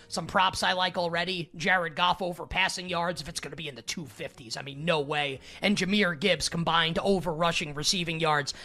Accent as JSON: {"language": "English", "region": "New York", "country": "United States", "said": "I'm a New Yorker"}